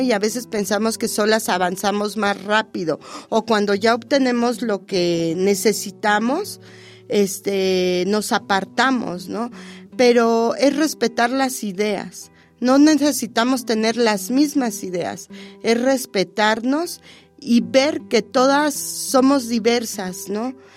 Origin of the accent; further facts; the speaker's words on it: Mexico City, Mexico; desde La Habana, Tacuba, barrio de la Huichapan, Tacubita la Bella.